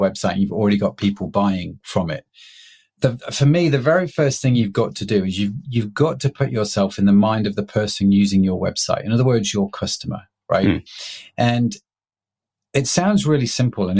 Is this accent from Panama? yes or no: no; United Kingdom; I'm a British middle-class guy